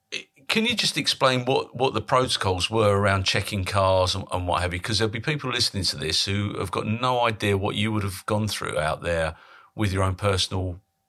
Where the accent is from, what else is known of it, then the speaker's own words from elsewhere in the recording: Colchester, East of England, United Kingdom; Yeah, I mean, my dad was in the army, as I said before in other podcasts, so we grew up in Colchester, so...